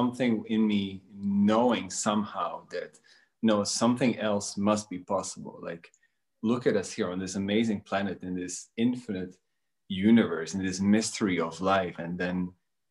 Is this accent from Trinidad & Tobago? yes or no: no; Netherlands; also born or lived in Bosnia and Herzegovina; I was born in Bosnia, and I grew up in Holland for a majority of my life. I moved there as when I was a kid